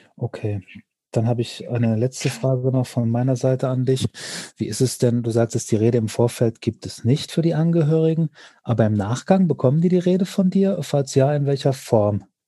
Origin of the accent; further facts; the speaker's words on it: Hesse, Germany; bei uns in Hessen